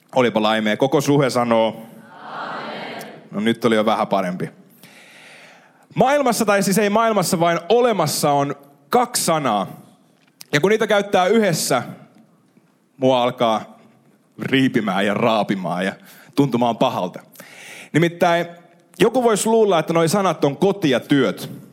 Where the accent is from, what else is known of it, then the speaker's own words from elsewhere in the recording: Ostrobothnia, Finland; meillä Pohjanmaalla